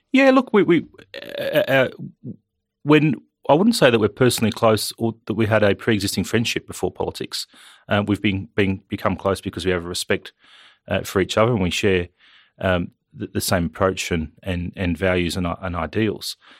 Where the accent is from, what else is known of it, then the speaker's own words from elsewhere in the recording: Wyong, New South Wales, Australia; moved away as an adult; also born or lived in Canberra; now in Western Australia, Australia; I grew up in New South Wales on the Central Coast. I grew up in Wyong, went to Wyong High School.